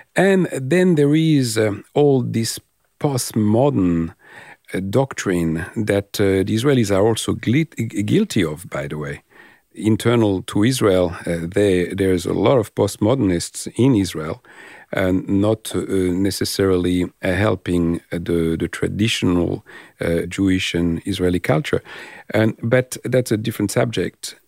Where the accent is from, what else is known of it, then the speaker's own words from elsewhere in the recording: France; now in Australia; I'm French or sometimes my accent, uh, betray me